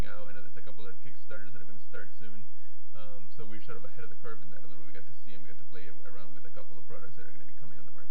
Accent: Florida, United States; my home state of Florida

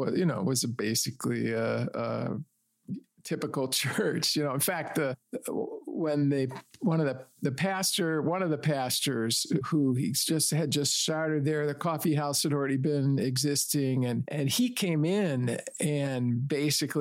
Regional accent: Detroit, Michigan, United States; now in Chicago, United States; I grew up in the Detroit area

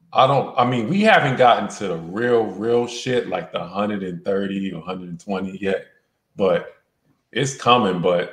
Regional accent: New York City, New York, United States; moved away as an adult; now in Las Vegas, United States; I moved out here from New York to Vegas. I'm originally from Queensbridge. I moved out from Queensbridge, New York. Out here in Las Vegas, Nevada.

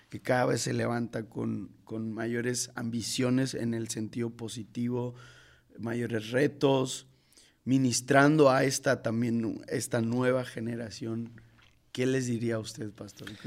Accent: Mexico City, Mexico; Yo tengo el, privilegio de, de haber nacido en, en, Iztapalapa.

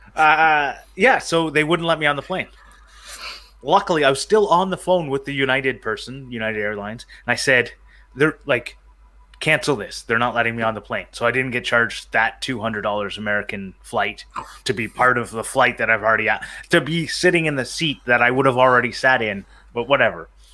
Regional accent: Canada; I'm from Canada. For those who don't know, uh, I live in the the great country of Canada

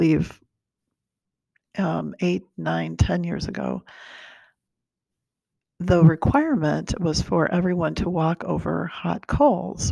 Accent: Brazil; now in United States; I was born in Brazil

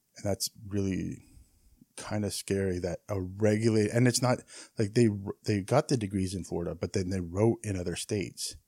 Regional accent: Canada

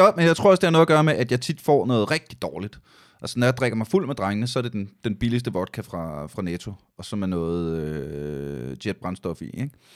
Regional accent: Aalborg, North Denmark Region, Denmark; jeg kommer fra Aalborg

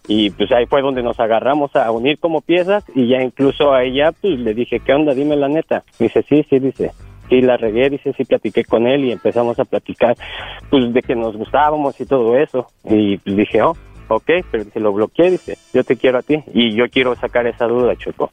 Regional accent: Mexico City, Mexico; yo soy del DF, yo soy del Distrito Federal

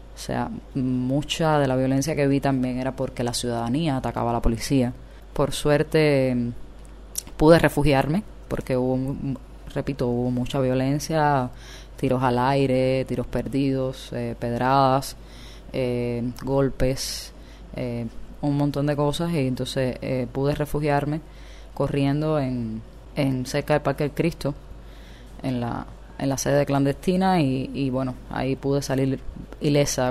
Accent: Villa Clara, Cuba; also born or lived in Marianao, Havana; now in Havana, Cuba; no soy de Marianao, soy de Villa Clara, pero vivo en Marianao

